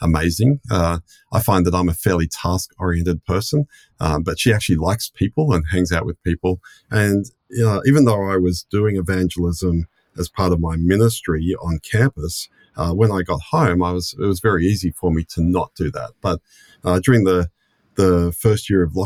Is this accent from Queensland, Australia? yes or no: no; Sydney, New South Wales, Australia; moved away as an adult; now in Melbourne, Australia; I grew up in Sydney, born and raised in Sydney